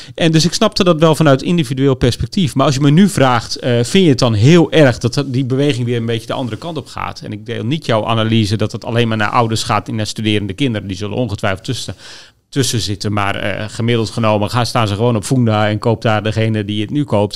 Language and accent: Dutch; Groningen, Netherlands; ik kom uit Groningen